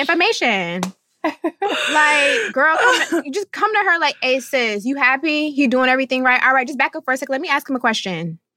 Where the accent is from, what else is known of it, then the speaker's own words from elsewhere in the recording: North Florida, United States; I'm coming from the South, the deep South, not really just North Florida